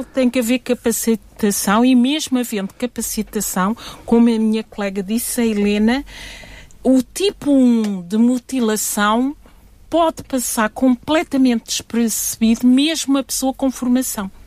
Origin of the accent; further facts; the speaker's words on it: Guinea-Bissau; Eu sou da Guiné-Bissau